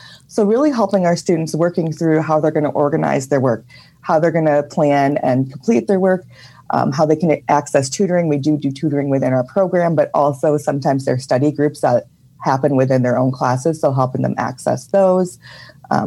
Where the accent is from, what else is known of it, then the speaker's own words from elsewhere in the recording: Milwaukee, Wisconsin, United States; I'm from Milwaukee